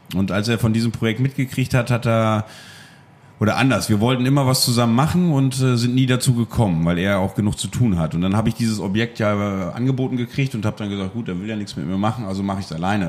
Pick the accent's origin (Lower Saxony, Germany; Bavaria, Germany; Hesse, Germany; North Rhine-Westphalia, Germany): Lower Saxony, Germany; Friesland; now in Münster, Germany; Ich komme aus Friesland